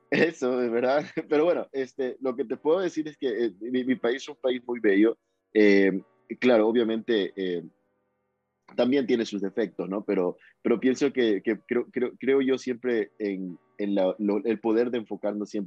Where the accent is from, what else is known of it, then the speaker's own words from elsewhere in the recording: Guayaquil, Guayas, Ecuador; Guayaquileño, soy de Guayaquil, sí. Soy de Guayaquil, de la costa este, soy más de mariscos